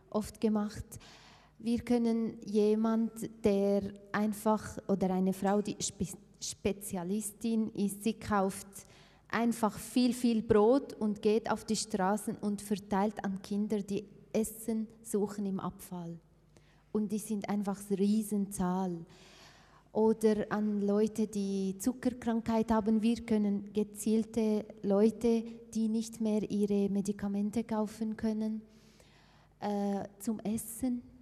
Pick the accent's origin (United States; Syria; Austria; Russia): Syria; Aleppo, Aleppo Governorate; German is a second language; Also ich komme ursprünglich aus Aleppo und äh, wenn wir Geld bekommen, wir schicken es ja, nach Aleppo, nicht weil ich von Aleppo bin